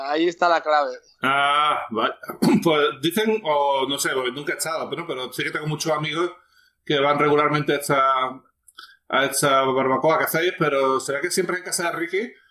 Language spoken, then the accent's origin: Spanish; Ripoll, Catalonia, Spain; born or raised there